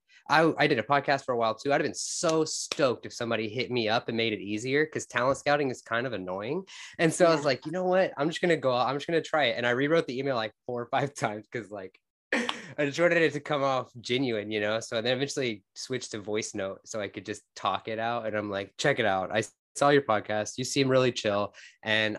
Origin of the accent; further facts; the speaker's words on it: Fort Worth, Texas, United States; I'm from Fort Worth, Texas